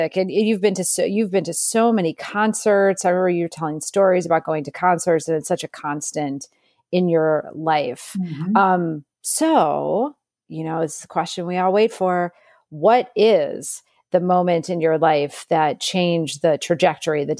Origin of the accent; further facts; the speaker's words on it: Midwest, United States; I'm from the Midwest.